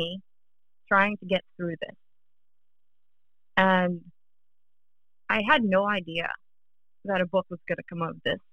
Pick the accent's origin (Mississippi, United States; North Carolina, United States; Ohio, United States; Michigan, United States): North Carolina, United States; also born or lived in Pittsburgh, Pennsylvania; now in Northern Virginia, United States; I was born in Pittsburgh, and I grew up in North Carolina.